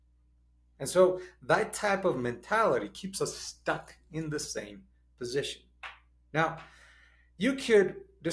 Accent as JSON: {"language": "English", "country": "Mexico", "tie": "born or raised there", "also_born_or_lived": "United States", "said": "I was born in the United States. And immediately as a young kid, when I was 4 years old, we moved to Mexico."}